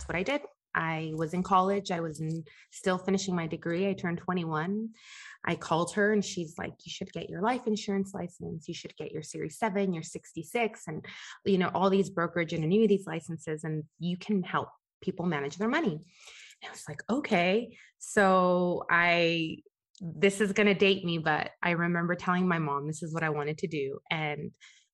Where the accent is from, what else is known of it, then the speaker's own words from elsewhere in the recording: La Puente, California, United States; I am from La Puente, California.